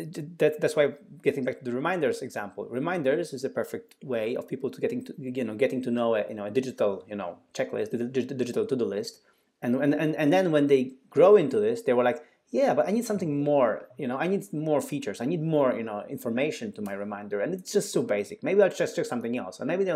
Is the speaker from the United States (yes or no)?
no; Poland; English is a second language; we are both from Poland, and Poland, a country, quite a big country in the Central Eastern Europe, actually is pretty advanced in contactless payments.